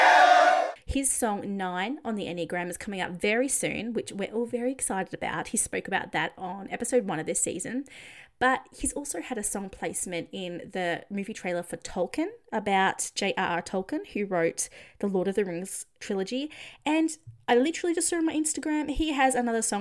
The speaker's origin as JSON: {"language": "English", "country": "Australia", "said": "I'm Australian"}